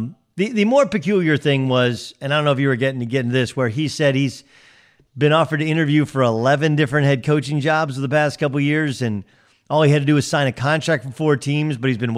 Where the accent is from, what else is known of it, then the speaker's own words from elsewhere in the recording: Southern California, United States; also born or lived in New England; I grew up in Southern California.